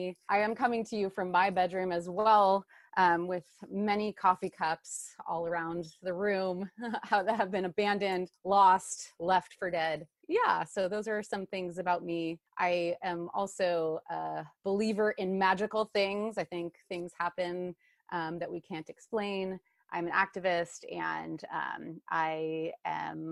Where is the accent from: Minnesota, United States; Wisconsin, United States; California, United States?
California, United States; Bay Area; moved away as an adult; also born or lived in Indiana; now in Bellingham, United States; I am from California. I grew up in the Bay Area.